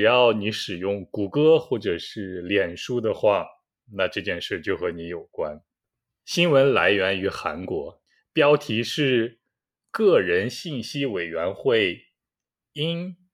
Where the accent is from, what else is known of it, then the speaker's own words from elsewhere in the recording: China; now in South Korea; 我也是中国人了